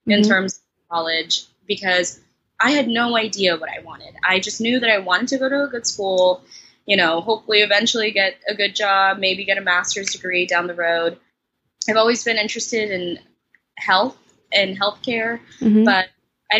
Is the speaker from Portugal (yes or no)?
no; New York City, New York, United States; I'm from Brooklyn, New York, and I attend Bard College